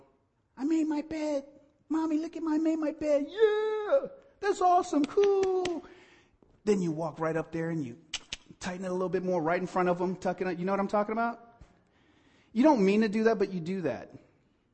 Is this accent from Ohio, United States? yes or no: yes; East Cleveland, Ohio, United States; I grew up in East Cleveland, Ohio, born in 1966.